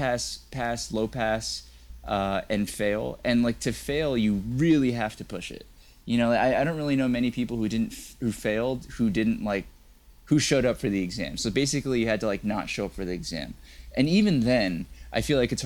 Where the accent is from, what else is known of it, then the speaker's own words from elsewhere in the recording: Texas, United States; I'm from Texas